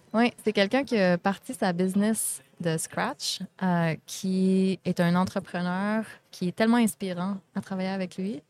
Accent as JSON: {"language": "French", "town": "Vallée-Jonction", "region": "Quebec", "country": "Canada", "said": "Je viens de la Beauce."}